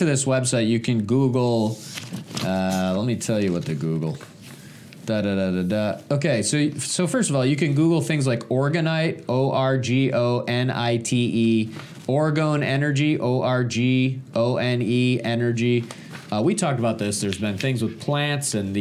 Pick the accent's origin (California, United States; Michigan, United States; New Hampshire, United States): Michigan, United States; moved away; I'm originally from Michigan.